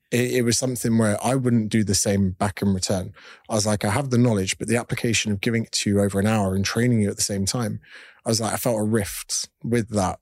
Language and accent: English; United Kingdom; moved away as an adult; also born or lived in Australia; Being a Brit overseas